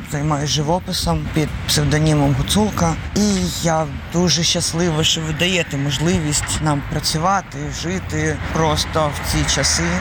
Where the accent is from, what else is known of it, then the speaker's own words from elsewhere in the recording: Donetsk, Donetsk Oblast, Ukraine; я з Донецька.